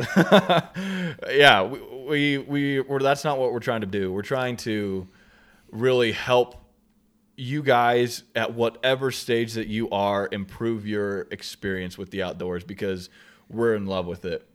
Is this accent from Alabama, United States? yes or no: no; Southeast Idaho, United States; we're from Southeast Idaho